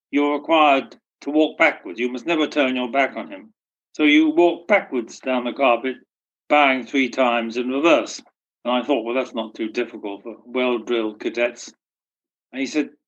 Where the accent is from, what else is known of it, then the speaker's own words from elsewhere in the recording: United Kingdom; we're British